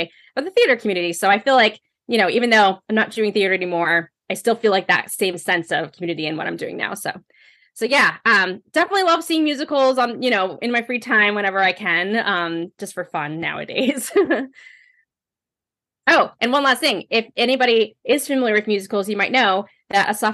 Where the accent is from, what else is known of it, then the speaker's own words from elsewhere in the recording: United States; now in Connecticut, United States; I grew up right outside of New York City